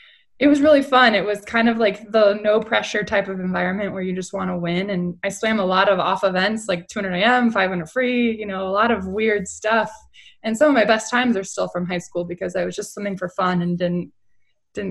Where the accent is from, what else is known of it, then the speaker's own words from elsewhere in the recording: Long Beach, California, United States; my hometown of Long Beach, and I was the only qualifier to live in Long Beach